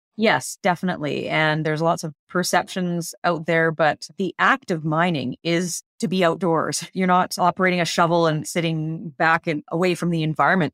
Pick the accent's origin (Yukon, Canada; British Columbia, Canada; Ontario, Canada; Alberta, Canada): British Columbia, Canada; I grew up in British Columbia, fortunate enough to be in an area with lots of wilderness nearby